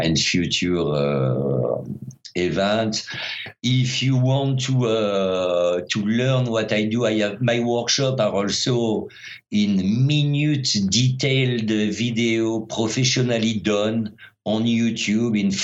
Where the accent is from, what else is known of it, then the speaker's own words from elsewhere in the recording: France; first language French; English is a second language; moved away as an adult; I'm French. But since I'm half Italian